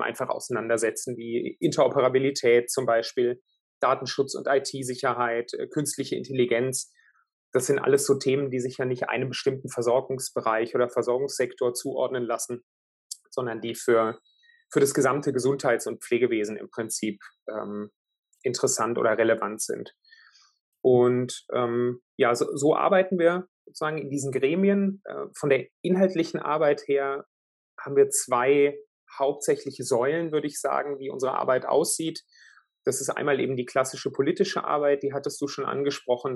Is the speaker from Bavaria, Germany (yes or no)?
yes; Würzburg, Bavaria, Germany; moved away; in Süddeutschland, in Würzburg, äh, in meiner Heimatstadt